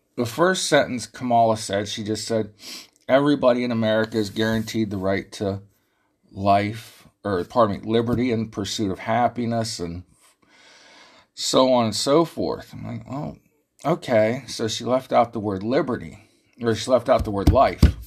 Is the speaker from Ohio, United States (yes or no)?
yes; Ohio, United States; this big cracker from Ohio